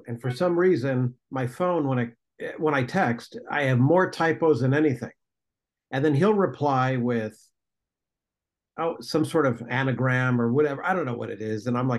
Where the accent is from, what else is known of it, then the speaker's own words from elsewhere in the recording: Toledo, Ohio, United States; I grew up near Detroit. I grew up in Toledo, Ohio.